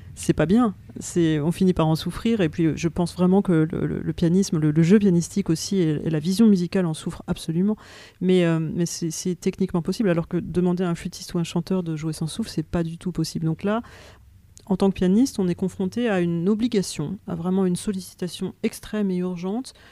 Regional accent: France; nous en tant que Français

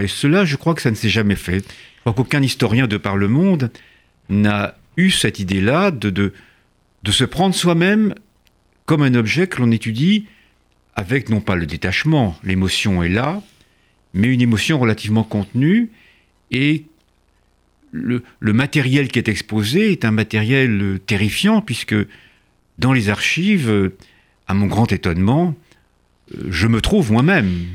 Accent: France; also born or lived in Sénac, near Tarbes (hidden as a child); je suis français de déclaration

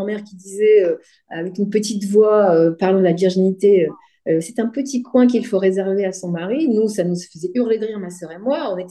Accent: France; also born or lived in Tunisia; Donc, moi, quand j'arrive en France, dans les cours de récréation, quand je dis. Euh, je suis française

